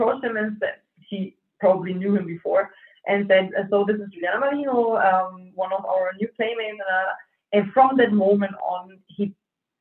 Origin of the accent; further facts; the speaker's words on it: Nuremberg, Bavaria, Germany; also born or lived in Fürth; I was born and raised in Nuremberg